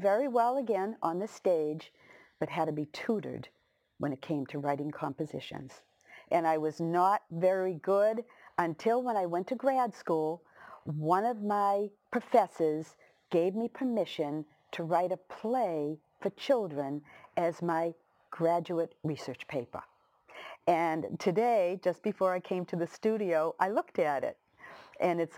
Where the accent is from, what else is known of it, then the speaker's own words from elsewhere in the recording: Lynn, Massachusetts, United States; I was from Lynn English